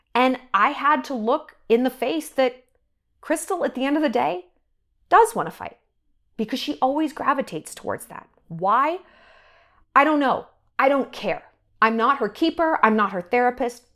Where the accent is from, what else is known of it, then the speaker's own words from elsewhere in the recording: New York, United States; moved away; I'm from New York and I get real New York real quick